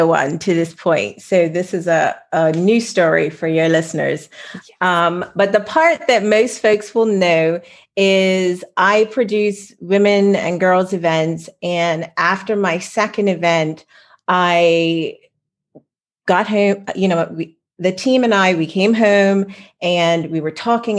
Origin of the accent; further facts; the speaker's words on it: Bermuda; I live in Bermuda, but I grew up on Darrow's Island